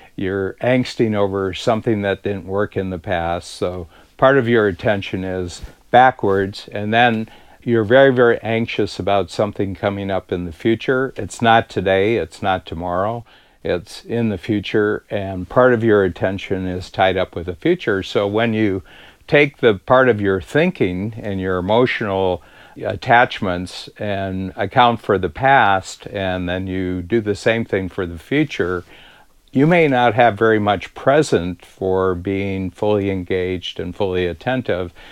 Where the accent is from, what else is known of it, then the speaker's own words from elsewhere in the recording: United States; moved away as an adult; now in Toronto, Canada; I'm an American living in Toronto since the early 1970s